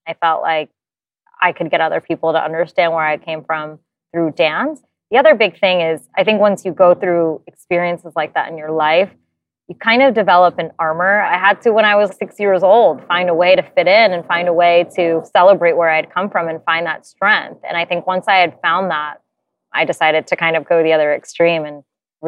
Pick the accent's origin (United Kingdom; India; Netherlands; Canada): India; what she gave me and the knowledge of the beauty, the rigor, the sense of duty that being an Indian woman really comes